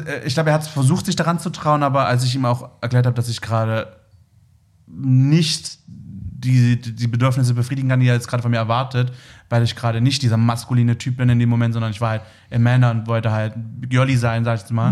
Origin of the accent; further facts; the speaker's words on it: Leipzig, Saxony, Germany; moved away; also born or lived in Berlin; ich bin in Leipzig groß geworden